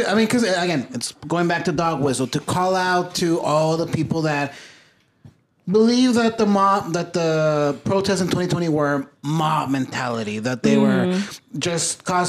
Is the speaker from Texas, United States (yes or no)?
yes; El Paso, Texas, United States; moved away; also born or lived in Ciudad Juárez; I'm from El Paso and it's a Mexican majority town, but it's a small city with a small town mentality is what we say.